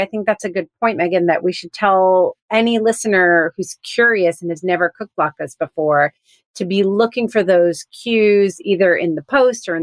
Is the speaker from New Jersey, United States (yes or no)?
yes; New Jersey, United States; I grew up in New Jersey.